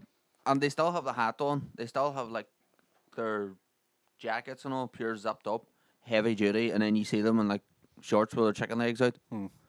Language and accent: English; Ireland; We're Irish